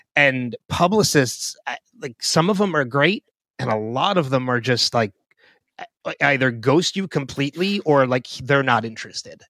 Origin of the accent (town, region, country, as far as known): New Jersey, United States; born or raised there; also born or lived in Philadelphia